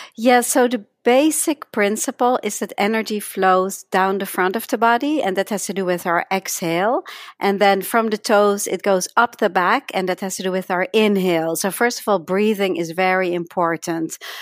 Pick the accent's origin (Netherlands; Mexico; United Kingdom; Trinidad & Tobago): Netherlands; accent: slight accent; moved away as an adult; now in United States; I came to United States when I was eighteen from Holland, uh, hence my slight accent